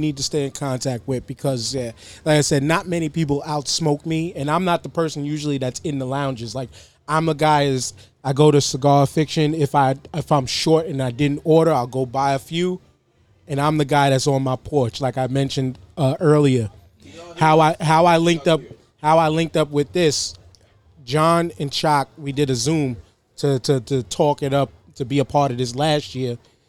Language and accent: English; New York, United States; As a New Yorker, I need to attend it.